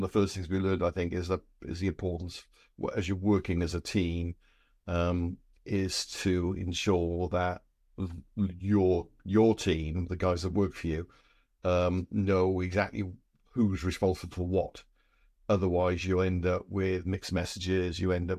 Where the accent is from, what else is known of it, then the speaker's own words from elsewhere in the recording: Wales, United Kingdom; We're from South Wales, and we went home one weekend, having worked in London.